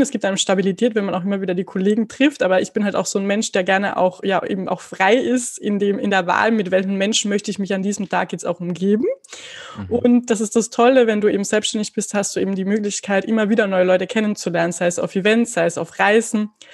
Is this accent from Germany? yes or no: no; Carinthia, Austria; accent: Carinthian; ich komme aus Österreich. Das werdet ihr wahrscheinlich unschwer dann auch an meinem Dialekt zwischendrin mal erkennen